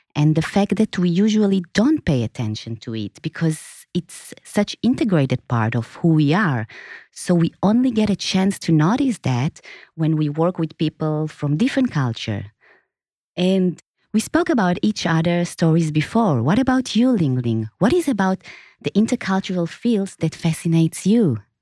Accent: Israel; moved away as an adult; now in Singapore; I was born in Israel, and in two thousand and seven, when I moved to Singapore

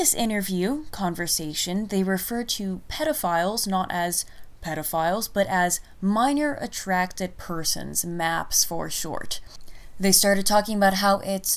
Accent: United States; I'm an American druid and general wild woman

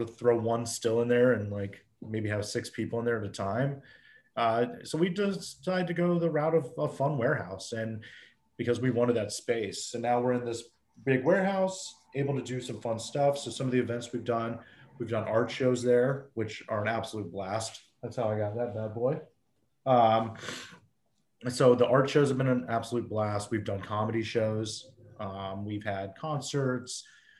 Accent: New England, United States; let's throw some rose hips in it because I'm from New England. And we used to make rose hip jams.

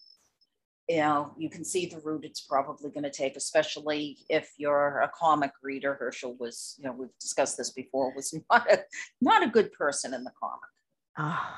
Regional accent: Boston, Massachusetts, United States; I'm from the Boston area

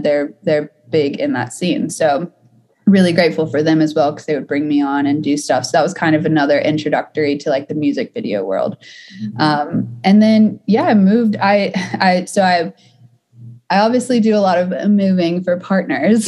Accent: Atlanta, Georgia, United States; now in Los Angeles, United States; I'm from Atlanta, so I started on the East Coast in the South.

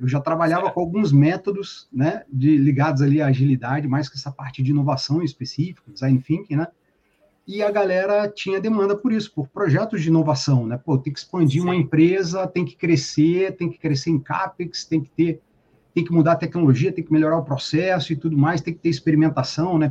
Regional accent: Paracambi, Rio de Janeiro, Brazil; moved away as an adult; now in Niterói, Brazil; Eu sou do sul aqui do estado do Rio, de Paracambi, na verdade. E uns Sim. 15 anos eu migrei para cá, meu amigo, para Niterói

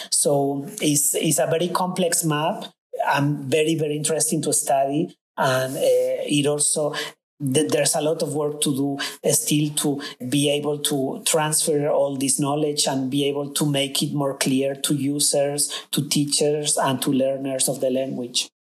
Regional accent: Spain; first language Spanish; English is a second language; moved away as an adult; also born or lived in United States / Canada; now in Scotland, United Kingdom; I decided to move out of, of Spain and complete my graduate studies in the US

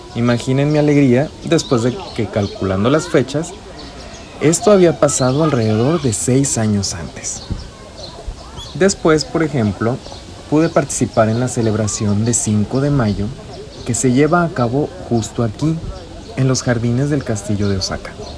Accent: Mexico; now in Japan; Como mexicano en Japón

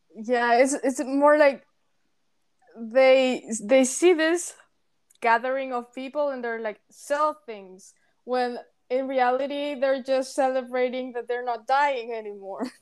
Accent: Paraguay; English is a second language; moved away as an adult; we are both from Paraguay and we've been friends for over eight years now. We met in high school

